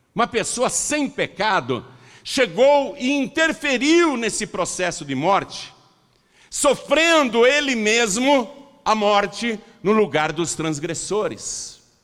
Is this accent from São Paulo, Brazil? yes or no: yes; Piracicaba, São Paulo, Brazil; Eu nasci em casa, lá em Piracicaba